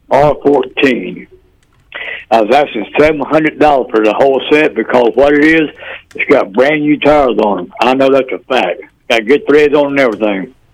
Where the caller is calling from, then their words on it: York, United States; I'm calling from York. Yes, York.